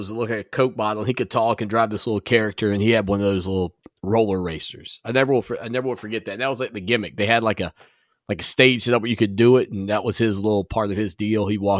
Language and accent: English; Barnwell, South Carolina, United States; Like in my hometown, we had the festival on the round because we had a circle in the middle of town, not a square, the circle in Barnwell.